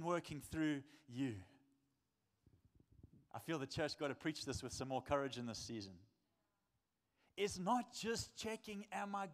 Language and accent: English; South Africa; I'm a South African man